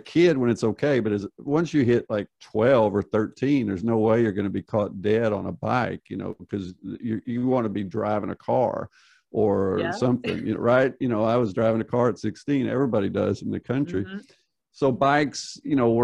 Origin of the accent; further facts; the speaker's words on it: United States; I grew up in the United States